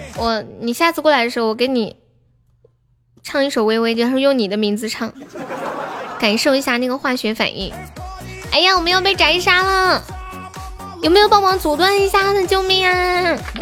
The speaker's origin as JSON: {"language": "Chinese", "region": "Sichuan", "country": "China", "said": "我是四川人"}